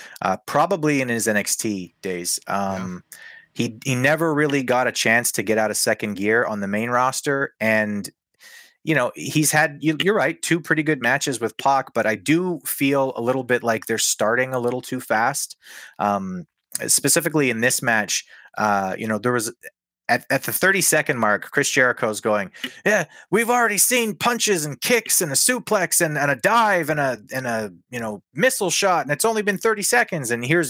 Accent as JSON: {"language": "English", "country": "Canada", "said": "I'm a Canadian wrestling fan"}